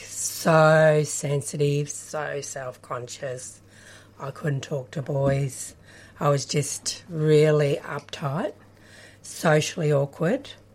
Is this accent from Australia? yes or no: yes; Kyabram, Victoria, Australia; I grew up in Kyabram, country Victoria, in the Golden Valley.